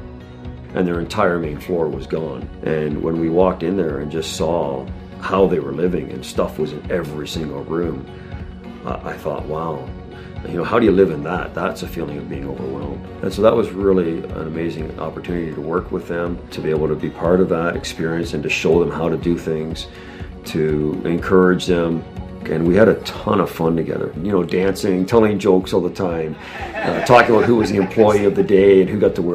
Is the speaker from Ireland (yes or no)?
no; Toronto, Ontario, Canada; I'm from Toronto, Canada, and I'm a real estate investor and contractor.